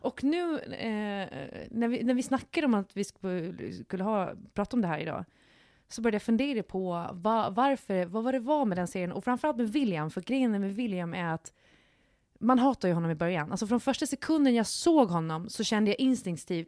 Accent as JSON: {"language": "Swedish", "region": "Gotland", "country": "Sweden", "moved": "yes", "said": "När jag är hemma på Gotland"}